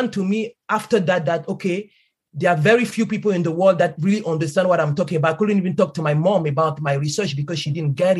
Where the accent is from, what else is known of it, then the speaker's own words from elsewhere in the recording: Cameroon; moved away; I grew up in Cameroon